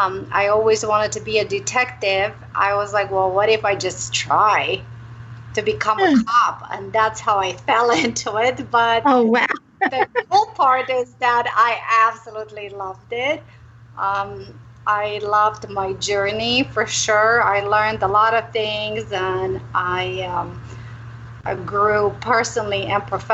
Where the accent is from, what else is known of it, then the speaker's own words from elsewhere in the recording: Romania; now in Arizona, United States; I'm originally from Romania